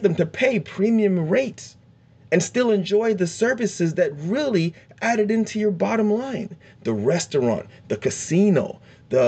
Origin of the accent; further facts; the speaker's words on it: South Florida, United States; I'm from South Florida